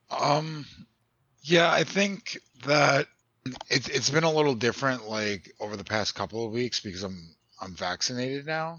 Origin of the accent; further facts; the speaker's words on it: New York, United States; I'm from New York